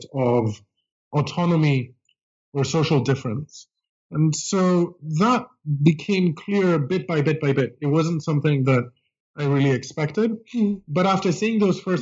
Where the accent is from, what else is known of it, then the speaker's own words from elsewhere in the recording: Greece; English is a second language; moved away as an adult; now in United States; I grew up in Greece and came to college in the United States.